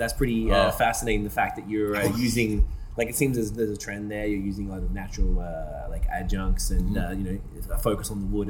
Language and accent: English; Australia; moved away; I'm from Australia.